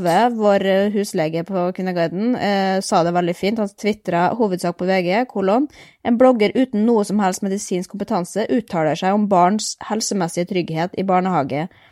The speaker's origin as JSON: {"language": "Norwegian", "country": "Norway", "said": "vi kommer fra Norge"}